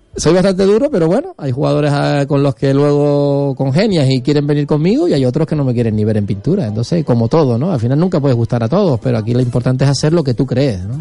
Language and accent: Spanish; Buenavista del Norte, Canary Islands, Spain; yo soy de Buenavista, es el pueblo al lado de los hilos